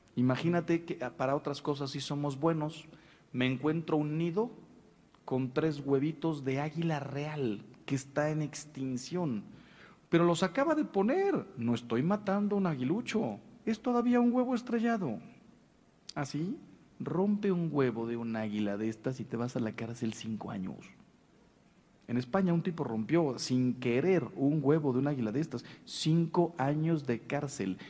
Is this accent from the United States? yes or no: no; Mexico; se lo digo yo como mexicano